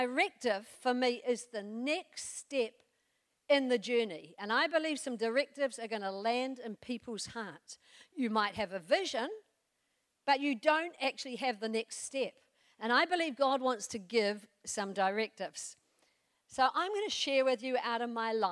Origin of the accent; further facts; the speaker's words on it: New Zealand; I come from New Zealand